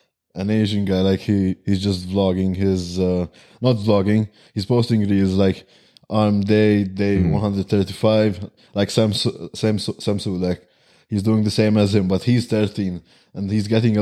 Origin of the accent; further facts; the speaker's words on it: Malta; Malta. We're from Malta.